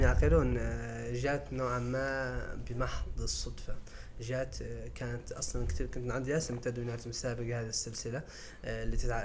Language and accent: Arabic; Mauritania; نحن عندنا في موريتانيا